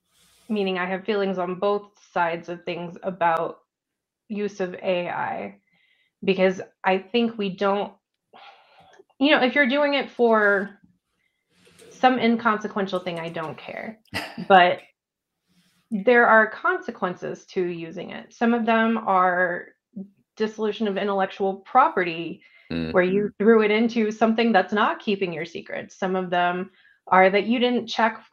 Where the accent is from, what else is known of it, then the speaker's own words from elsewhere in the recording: Texas, United States; now in Denver, United States; I grew up in Texas, and I had a nice brick home and totally different style